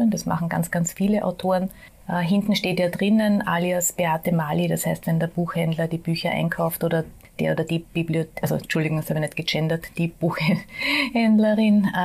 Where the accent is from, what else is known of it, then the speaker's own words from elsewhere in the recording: Vienna, Austria; habe mein ganzes Leben lang, also 52 Jahre bis jetzt hier gelebt